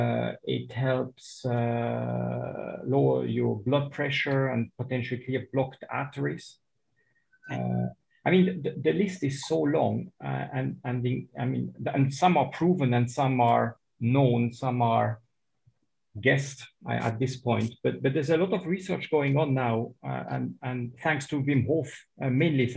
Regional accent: Switzerland; now in Dubai, United Arab Emirates; I was born in Switzerland

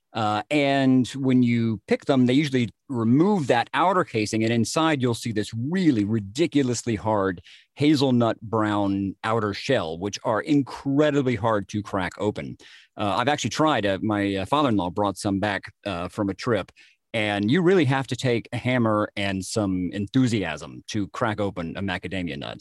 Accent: Jasper, Georgia, United States; my hometown of Jasper, Georgia

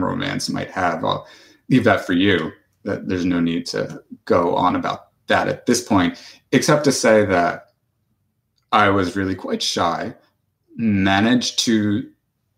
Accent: New Jersey, United States; I grew up in New Jersey

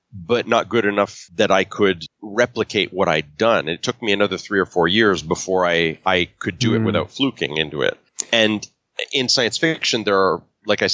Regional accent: Canada; I grew up in English Canada

